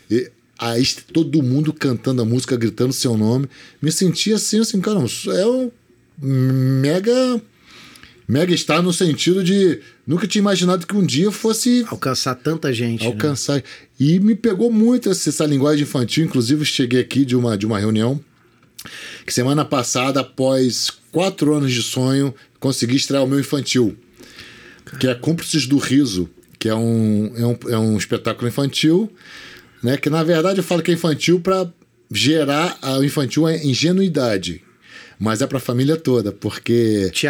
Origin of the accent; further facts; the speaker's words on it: Magé, Rio de Janeiro, Brazil; Eu também sou do Sim, interior, a gente é ficava aguardando Magé, Magé.